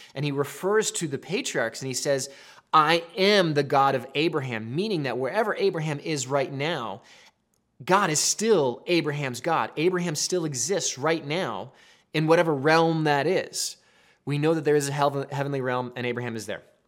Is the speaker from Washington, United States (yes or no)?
yes; Seattle, Washington, United States; moved away as an adult; also born or lived in Colorado; I'm from Seattle